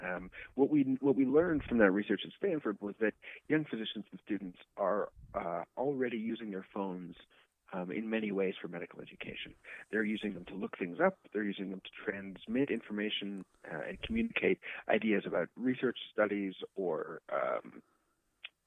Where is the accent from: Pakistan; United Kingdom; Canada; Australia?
Canada; I'm Canadian. I did all my training in Canada